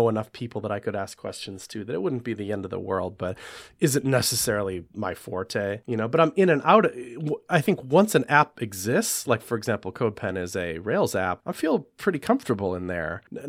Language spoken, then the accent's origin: English; Wisconsin, United States; I grew up in right outside of Madison, Wisconsin, and we had just a really like well-funded, nice school district